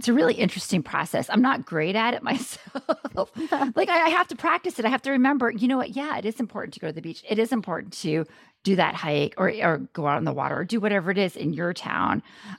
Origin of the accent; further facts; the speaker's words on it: Maine, United States; I'm from Maine.